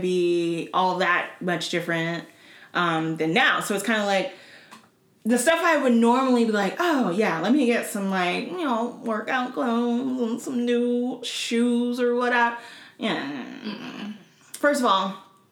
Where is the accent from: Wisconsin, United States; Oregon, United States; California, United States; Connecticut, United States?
Oregon, United States; I grew up in Oregon, so I'm very familiar with the smells of trees